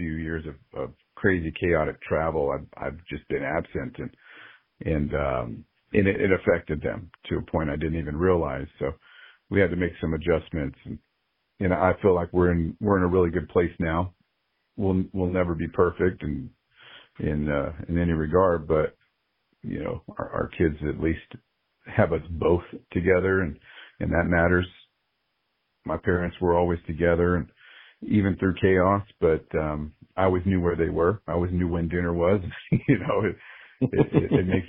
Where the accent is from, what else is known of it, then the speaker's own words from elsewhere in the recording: California, United States; moved away as an adult; also born or lived in Georgia; now in Las Vegas, United States; We're originally from California